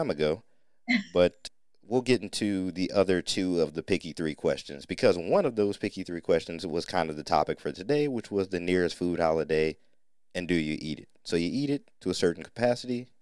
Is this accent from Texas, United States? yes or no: no; North Ohio, United States; We were raised in Ohio, but by parents and grandparents who rooted from Mississippi